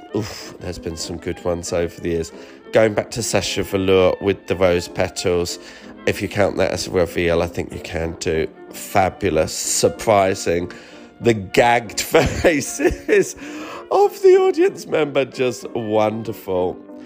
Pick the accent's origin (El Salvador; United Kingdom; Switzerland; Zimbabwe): United Kingdom; Me being a British queen